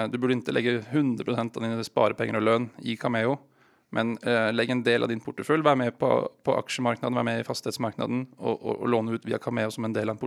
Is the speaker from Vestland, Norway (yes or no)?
yes; Bergen, Vestland, Norway; accent: Oslo dialect; Swedish is a second language; Bergen, men jag har ingen dialekt från Bergen tyvärr. Så det är Oslo-dialekten ni hör.